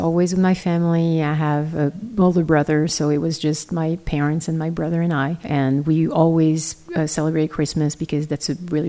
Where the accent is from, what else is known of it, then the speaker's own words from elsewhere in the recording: France; Growing up in France